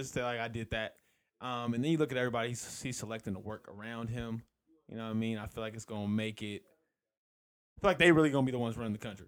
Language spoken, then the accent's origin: English; California, United States; moved away; I'm from California